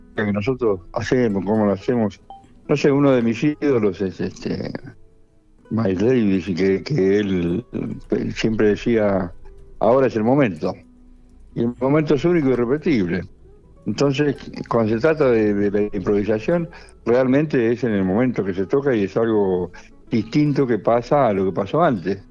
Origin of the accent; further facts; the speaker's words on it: Monte Grande, Buenos Aires Province, Argentina; de donde yo vengo, en Monte Grande, se escuchaba todo tipo de música